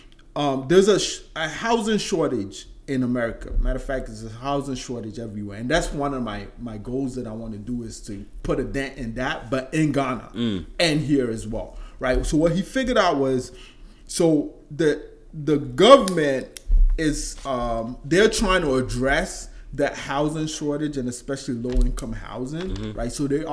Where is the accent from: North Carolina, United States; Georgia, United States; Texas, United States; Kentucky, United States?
Georgia, United States; I remember I told you I grew up in Georgia, right? And then we left.